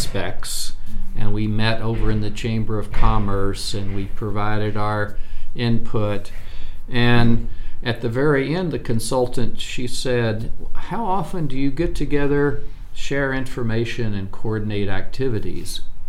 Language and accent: English; rural Kentucky, United States; moved away as an adult; now in Wichita, United States; I grew up in rural Kentucky